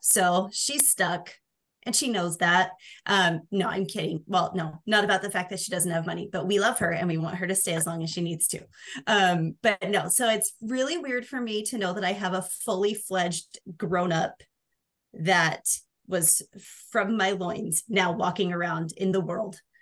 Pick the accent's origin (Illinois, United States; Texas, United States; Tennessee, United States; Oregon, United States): Oregon, United States; now in Utah, United States; I grew up in Oregon